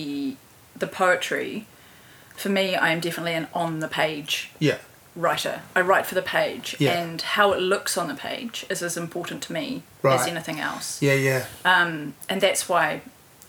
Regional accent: Christchurch, Canterbury, New Zealand; moved away as an adult; also born or lived in Auckland / Dunedin / Palmerston North; now in Wellington, New Zealand; I grew up in Christchurch.

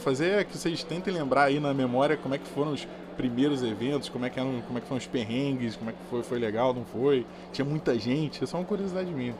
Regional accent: Rio de Janeiro, Brazil; Eu sou do Rio

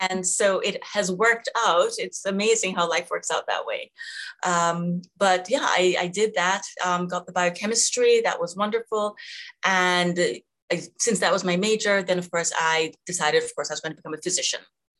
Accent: Jamaica; I was born in Jamaica. Mm-hmm. And have fond memories. Went to high school there, actually.

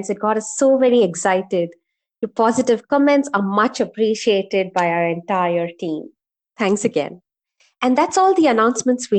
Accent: Bangalore, Karnataka, India; I'm from Bangalore, born and brought up here

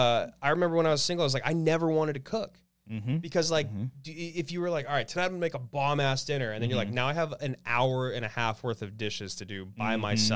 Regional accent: Oregon, United States; now in Los Angeles, United States

